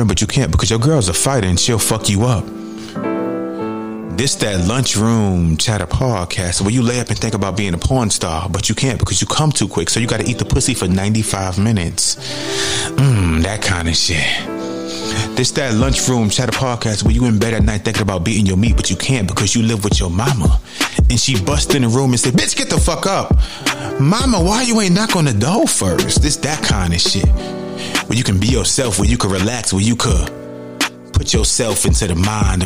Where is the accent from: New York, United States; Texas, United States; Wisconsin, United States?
New York, United States; New York City; moved away as an adult; growing up in the Bronx, New York, like, from the age of 2 until about 22 years old